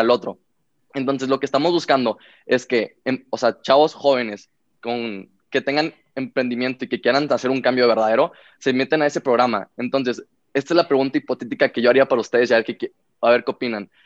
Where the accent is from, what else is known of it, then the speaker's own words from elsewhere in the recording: Monterrey, Nuevo León, Mexico; Yo vengo de Monterrey, Nuevo León